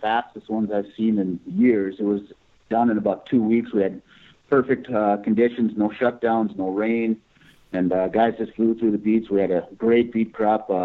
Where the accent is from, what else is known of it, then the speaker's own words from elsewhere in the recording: Red River Valley, North Dakota, United States; I grew up here in the River Valley in North Dakota. Grew up on a small grain and cattle farm